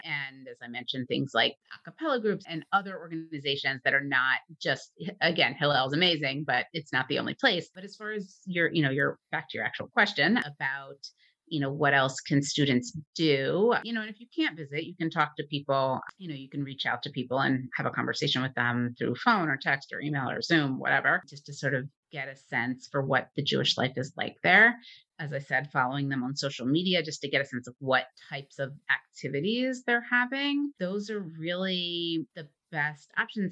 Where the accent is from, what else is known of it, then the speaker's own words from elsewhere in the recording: Baltimore, Maryland, United States; my hometown, which is the, the Charmery in Baltimore